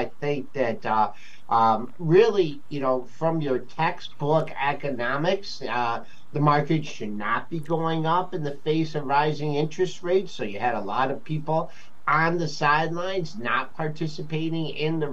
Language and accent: English; Monroe, Michigan, United States; I'm actually from a small town just south of Detroit called Monroe, Michigan